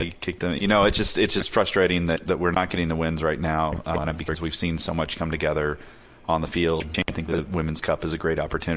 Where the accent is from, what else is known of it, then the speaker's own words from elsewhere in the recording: Louisville, Kentucky, United States; Growing up in Louisville